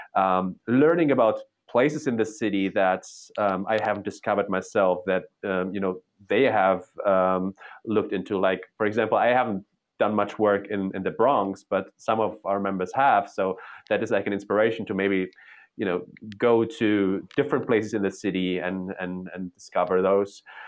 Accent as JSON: {"language": "English", "country": "Germany", "tie": "born or raised there", "also_born_or_lived": "Poland / Berlin, Germany", "moved": "as an adult", "lives_now": "New York, United States", "said": "I was born in Poland during socialism. I was raised in, in capitalist East, uh, Western Germany."}